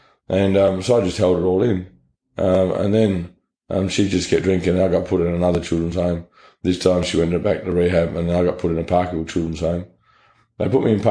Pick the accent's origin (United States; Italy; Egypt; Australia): Australia; Parkerville / Midland, Western Australia; born or raised there